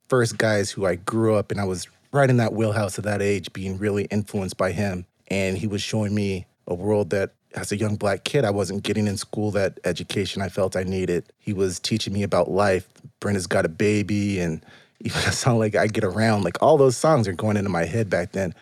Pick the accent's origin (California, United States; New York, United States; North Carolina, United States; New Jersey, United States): California, United States; Pomona; moved away as an adult; also born or lived in Los Angeles; now in Charlotte, United States; I am from the Inland Empire